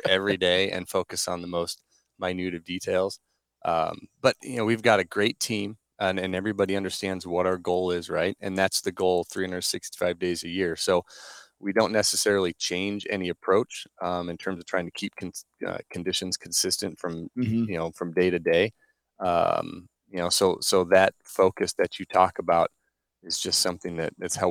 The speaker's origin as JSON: {"language": "English", "town": "Norfolk", "region": "Nebraska", "country": "United States", "tie": "born or raised there", "said": "went back to my hometown in Norfolk, for a summer job"}